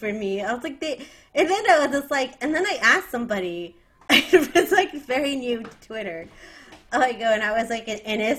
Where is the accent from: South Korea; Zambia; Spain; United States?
United States; as like an American watcher.